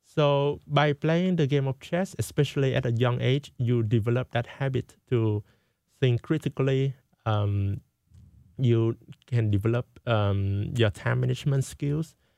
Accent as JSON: {"language": "English", "country": "Vietnam", "moved": "yes", "lives_now": "United States", "said": "I went to my home country, Vietnam"}